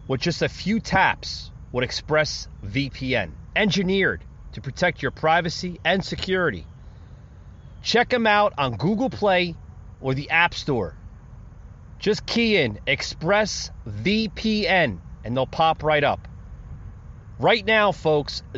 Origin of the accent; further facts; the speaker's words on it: United States; as Americans, as citizens of the United States of America